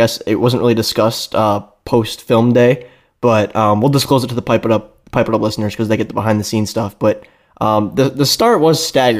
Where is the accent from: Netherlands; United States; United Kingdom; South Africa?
United States; Brighton, Michigan; So we were on class council together at Brighton High School here in Brighton, Michigan, the home of MLW